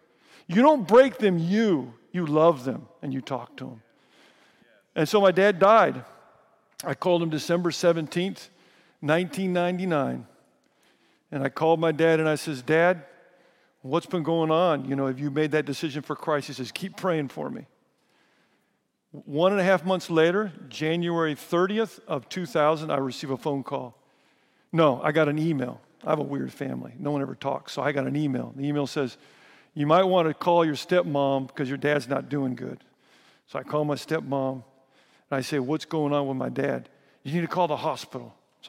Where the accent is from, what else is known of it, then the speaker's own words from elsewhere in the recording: Riverside, California, United States; born there; I was born in Riverside.